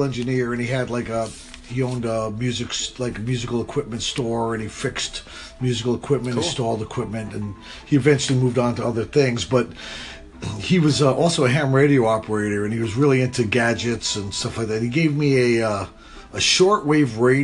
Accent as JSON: {"language": "English", "town": "New London", "region": "Connecticut", "country": "United States", "tie": "born or raised there", "said": "where I was born and raised, was a little town in Connecticut called New London, Connecticut, southeastern Connecticut"}